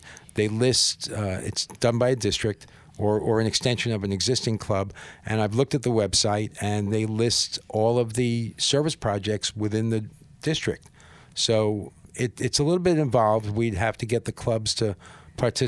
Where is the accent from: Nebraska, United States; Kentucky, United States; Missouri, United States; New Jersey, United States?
New Jersey, United States; Paramus; I grew up in Paramus, New Jersey